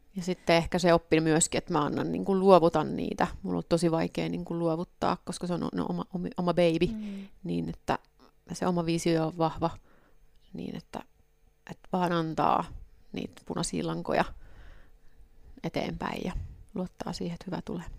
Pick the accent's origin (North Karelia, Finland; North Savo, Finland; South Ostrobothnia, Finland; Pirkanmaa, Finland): South Ostrobothnia, Finland; Soini; now in Helsinki, Finland; mä oon Pohjanmaalta kotosin, niin Soini, missä niin vanhemmat on